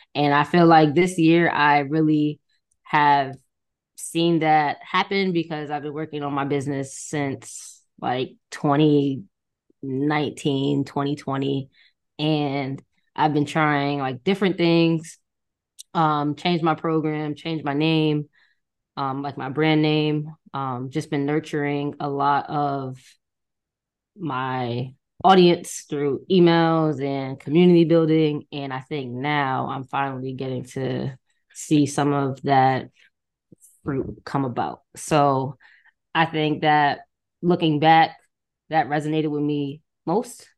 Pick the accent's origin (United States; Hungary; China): United States; Connecticut; where I'm from Connecticut